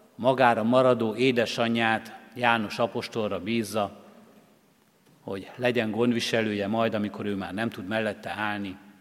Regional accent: Hungary; born or raised there

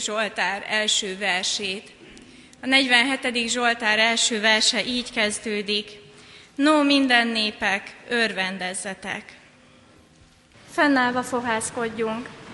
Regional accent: Hungary; first language Hungarian; Magyar honfitársaim

